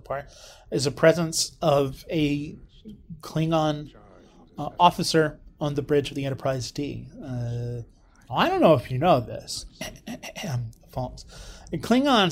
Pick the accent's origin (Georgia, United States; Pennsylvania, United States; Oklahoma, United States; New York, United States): Oklahoma, United States; my home state, Broken Bow